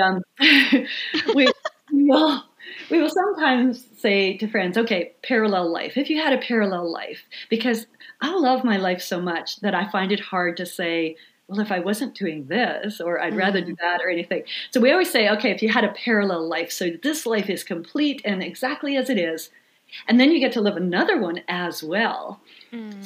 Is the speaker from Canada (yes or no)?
yes; Swan River, Manitoba, Canada; I grew up in uh, the thriving metropolis of Swan River, Manitoba, which uh, is a tiny little town in northern Manitoba